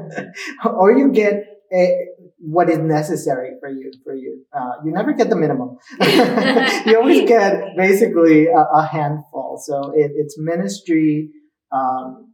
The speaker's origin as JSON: {"language": "English", "region": "New Jersey", "country": "United States", "tie": "born or raised there", "also_born_or_lived": "Cuernavaca, Mexico", "said": "I was born in Cuernavaca, Mexico. And then at the age of 4, my family moved to New Jersey"}